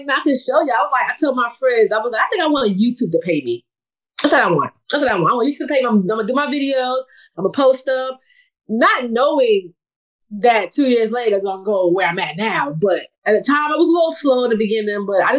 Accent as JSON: {"language": "English", "town": "New York City", "region": "New York", "country": "United States", "tie": "born or raised there", "lives_now": "Virginia, United States", "said": "I grew up in New York City. I'm from New York. I was born and raised in New York City. I lost my accent a long time ago. I had it strong when I first joined the military."}